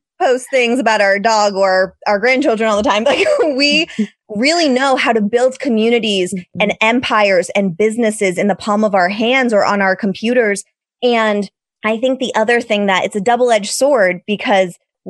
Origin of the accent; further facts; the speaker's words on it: Massachusetts, United States; moved away as an adult; now in California, United States; I am from Massachusetts. I moved out to California 11 years ago with my high school sweetheart